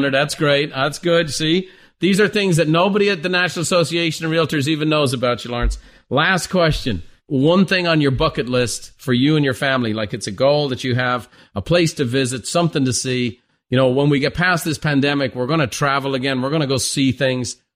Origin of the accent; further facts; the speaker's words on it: Ireland; Well, I'm Irish with an Italian last name, so I'm very familiar with both.